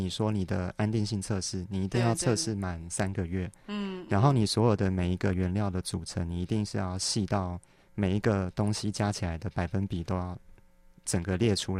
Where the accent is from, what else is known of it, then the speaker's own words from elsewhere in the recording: Kaohsiung, Taiwan; moved away; also born or lived in Taipei; 对，我是高雄人。